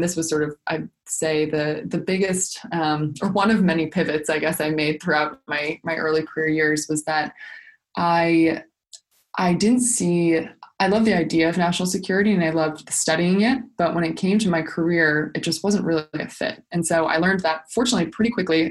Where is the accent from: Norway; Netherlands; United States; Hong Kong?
United States; Washington, District of Columbia; my own personal experience of growing up in Washington, D.C.